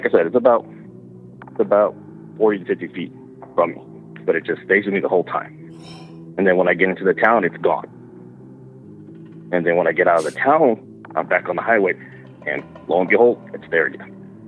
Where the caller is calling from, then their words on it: San Antonio, Texas, United States; I'm calling from San Antonio, Texas.